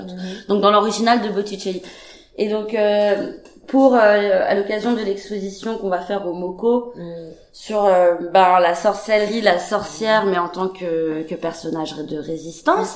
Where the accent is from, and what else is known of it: Paris, Île-de-France, France; born or raised there; moved away